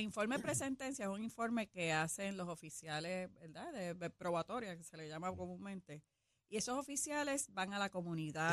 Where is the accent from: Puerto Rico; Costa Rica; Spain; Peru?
Puerto Rico; somos, somos de Estados Libres, pero asociados